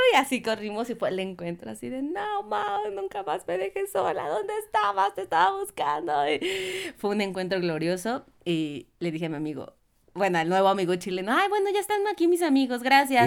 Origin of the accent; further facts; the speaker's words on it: Mexico; soy de México